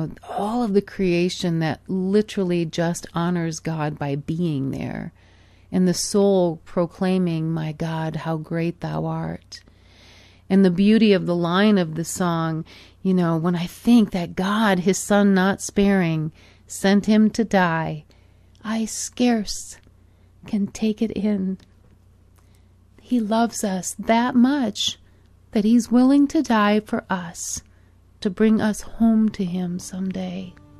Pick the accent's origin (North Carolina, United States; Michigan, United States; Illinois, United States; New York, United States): Michigan, United States; moved away; also born or lived in Arizona; growing up in Michigan as a young girl, and then as my family moved to Arizona many, many years ago